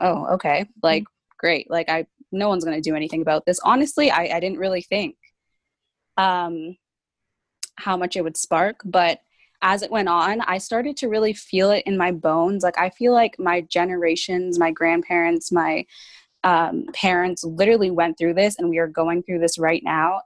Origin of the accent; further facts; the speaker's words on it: Brampton, Ontario, Canada; I'm 22 years old, and I'm from Brampton, Ontario